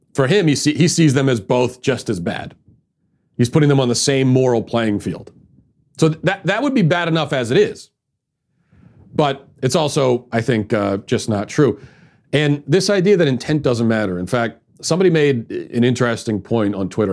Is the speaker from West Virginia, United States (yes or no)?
no; Baltimore, Maryland, United States; My hometown, Baltimore